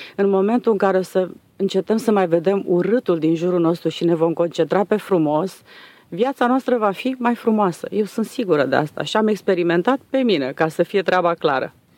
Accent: Transylvania, Romania; now in Dobruja, Romania; am venit noi din Ardeal

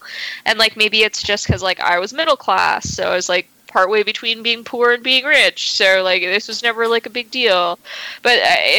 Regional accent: Canada; growing up as a Canadian teen

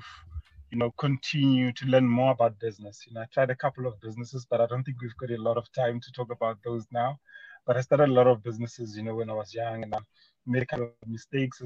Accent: Mokopane, Limpopo, South Africa; I was born in a small mining town of Mokopane, formerly known as Potgietersrus in Limpopo.

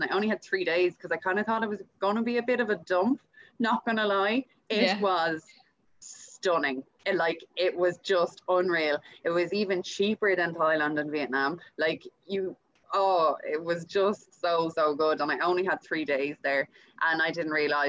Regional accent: Louth, Leinster, Ireland; moved away as an adult; now in Perth, Australia; I am from Ireland, from Louth, and I'm living over in Perth in Australia, just about 2.5 years now

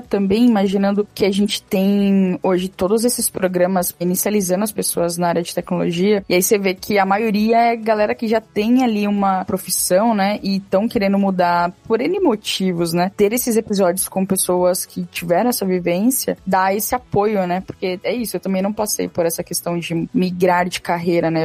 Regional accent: São Paulo, Brazil; eu sou aqui de São Paulo

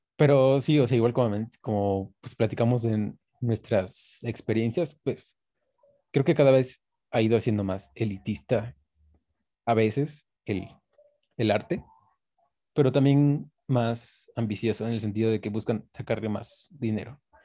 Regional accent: Coatepec, Veracruz, Mexico; aquí en Coatepec, que bueno, donde yo soy, que es de Coatepec, de Cruz

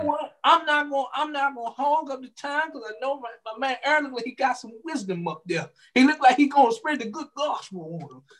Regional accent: United States; us as American people

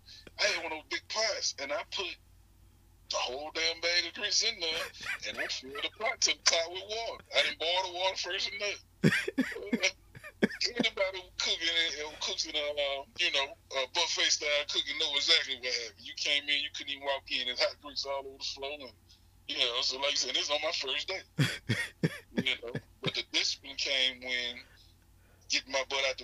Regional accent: Hattiesburg, Mississippi, United States; Born and raised in Hattiesburg, Mississippi.

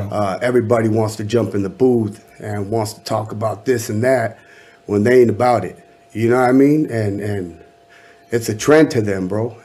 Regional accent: Anaheim, California, United States; I'm from Anaheim, California.

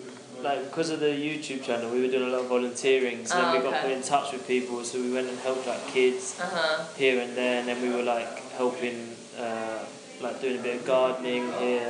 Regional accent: London, United Kingdom; I'm from London, UK.

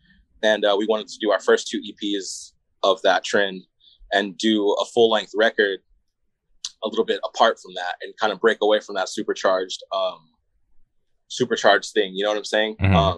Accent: Phoenix, Arizona, United States; we're from Arizona, like for sure, for sure.

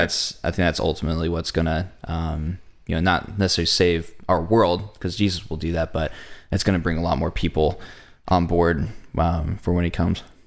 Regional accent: United States; As an American church

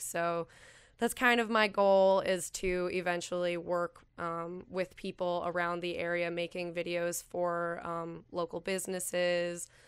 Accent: Calumet, Michigan, United States; also born or lived in Houghton, Michigan / Bowling Green, Ohio; I grew up in Calumet

